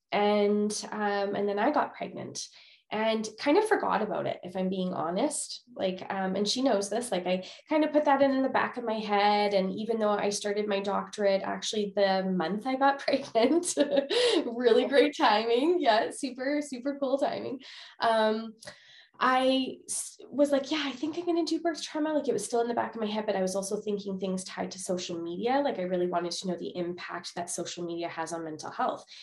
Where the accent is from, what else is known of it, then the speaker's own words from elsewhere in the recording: Winnipeg, Manitoba, Canada; moved away as an adult; now in Alberta, Canada; I'm originally from Winnipeg, Manitoba, Canada, and moved to Alberta just a few years ago, right before COVID